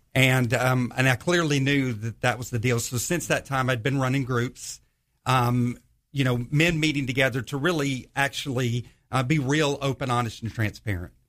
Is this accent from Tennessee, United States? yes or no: no; northwest Georgia, United States; moved away as an adult; also born or lived in Los Angeles, California / Charleston, South Carolina; now in Jacksonville, United States; when I was about eight years old, we moved to, um, the, uh, Georgia area, so kinda grew up there